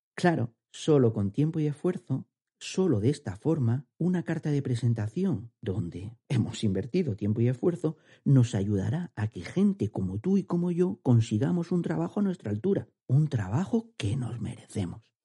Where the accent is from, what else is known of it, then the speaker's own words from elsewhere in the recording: Andalusia, Spain; accent: andaluz; mi acento andaluz